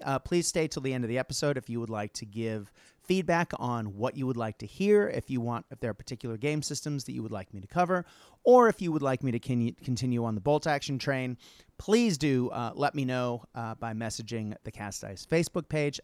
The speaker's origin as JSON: {"language": "English", "country": "United States", "moved": "as an adult", "lives_now": "Australia", "said": "as an American who moved to Australia, God, forever ago"}